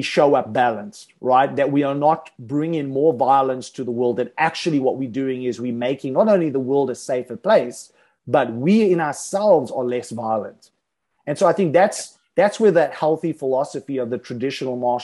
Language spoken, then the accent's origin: English; South Africa; when I was growing up in South Africa